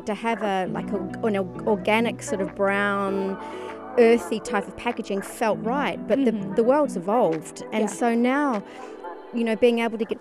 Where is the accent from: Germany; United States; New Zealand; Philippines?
New Zealand; now in Dubai, United Arab Emirates; I'm originally a New Zealander